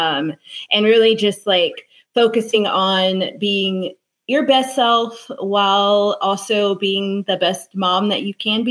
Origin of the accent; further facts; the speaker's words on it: California, United States; moved away; I am from California.